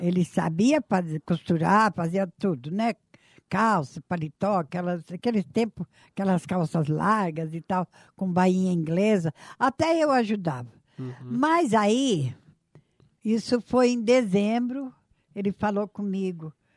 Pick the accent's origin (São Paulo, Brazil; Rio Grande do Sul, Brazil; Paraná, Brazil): São Paulo, Brazil; moved away as an adult; also born or lived in Marília; now in Maringá, Brazil; eu fui criada em São Paulo